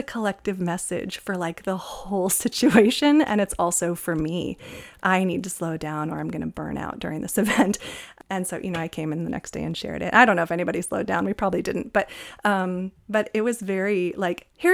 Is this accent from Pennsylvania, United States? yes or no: no; California, United States; where I grew up in California